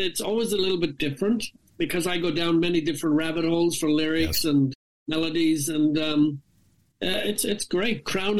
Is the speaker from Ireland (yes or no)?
yes; Ireland; I'm Irish, of course, and I put a lot of dignity and a lot of pride into what I do.